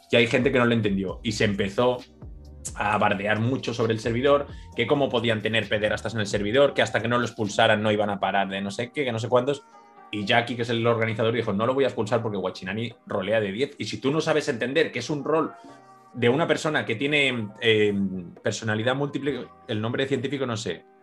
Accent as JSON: {"language": "Spanish", "region": "Catalonia", "country": "Spain", "second_language": "Spanish", "said": "yo soy catalán, yo soy catalán"}